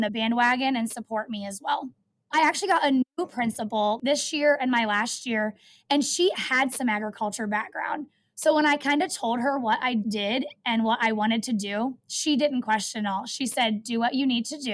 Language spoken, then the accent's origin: English; Van Wert, Iowa, United States; also born or lived in Maryville, Missouri; I actually was born and raised right here around Southern Iowa in Van Wert, Iowa